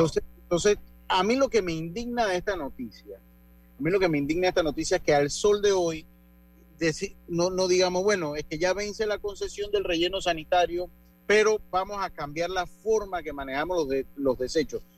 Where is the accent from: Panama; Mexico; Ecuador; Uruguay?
Panama; lo estoy diciendo como panameño